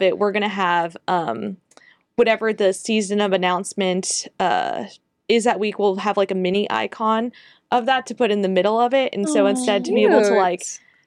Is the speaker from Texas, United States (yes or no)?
yes; Rio Grande Valley, Texas, United States; I was raised in the Rio Grande Valley, like, right next to Mexico